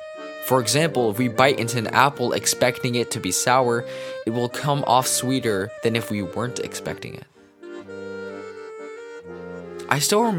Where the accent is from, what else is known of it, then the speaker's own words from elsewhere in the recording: Massachusetts, United States; I come from Massachusetts, a pretty well-off area.